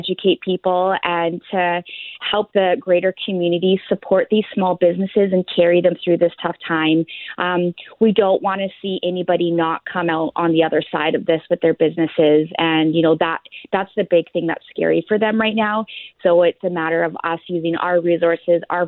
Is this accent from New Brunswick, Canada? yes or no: no; Ontario, Canada; accent: Ontario; now in Winnipeg, Canada; you bugged me with my Ontario accent